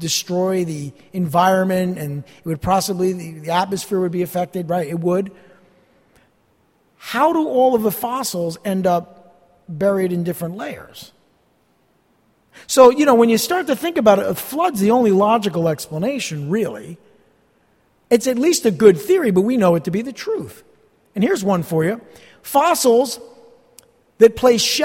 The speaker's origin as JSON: {"language": "English", "region": "New Jersey", "country": "United States", "said": "I'm from New Jersey"}